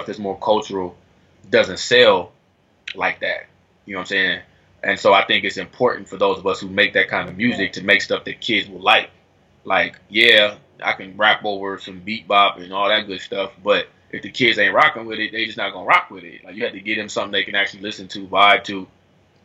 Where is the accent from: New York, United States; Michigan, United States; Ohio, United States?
Ohio, United States; Dayton; moved away as an adult; now in Atlanta, United States; I'm from Dayton